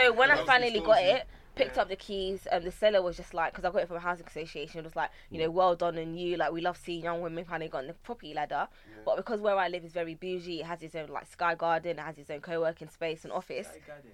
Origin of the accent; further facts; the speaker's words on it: England, United Kingdom; No, I've never been. I'm very British. Mum and dad were born here. I've never been. I don't speak the language, neither did they. Well, my dad does. He's Ga. I'm Ga.